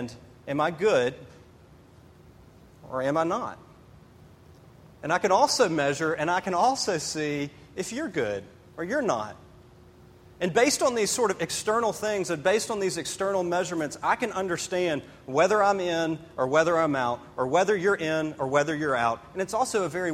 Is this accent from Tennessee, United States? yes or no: yes; Memphis, Tennessee, United States; now in Greenville, United States; I grew up in Memphis, Tennessee.